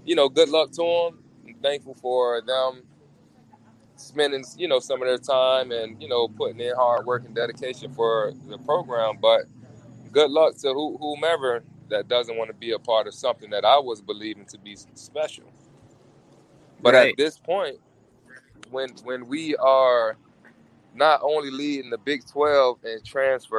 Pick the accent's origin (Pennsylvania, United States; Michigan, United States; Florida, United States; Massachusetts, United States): Florida, United States; South; I'm from South Florida